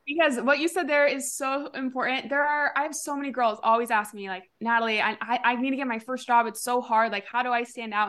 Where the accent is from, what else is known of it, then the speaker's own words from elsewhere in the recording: Huntington Beach, California, United States; moved away as an adult; also born or lived in Austin, Texas; my hometown Huntington Beach